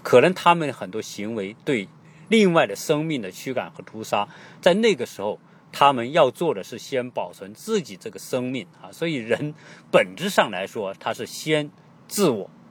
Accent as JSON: {"language": "Chinese", "country": "China", "said": "我们中国人都知道，中国的书法是博大精深"}